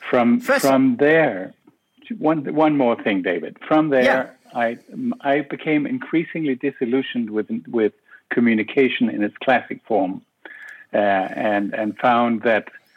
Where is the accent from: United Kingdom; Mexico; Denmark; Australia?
Denmark; Copenhagen, Capital Region of Denmark; moved away as an adult; now in Brussels, Belgium; I am originally from Copenhagen